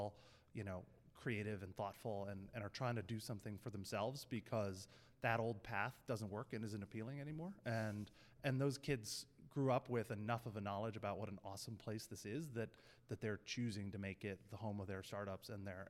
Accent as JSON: {"language": "English", "town": "Wilton", "region": "Connecticut", "country": "United States", "tie": "born or raised there", "also_born_or_lived": "Rhode Island / Stamford, Connecticut", "said": "I grew up in Wilton. Went to high school in Stanford. I did spend 6 years in Rhode Island, so hold that against me, but came back here right after graduation from grad school"}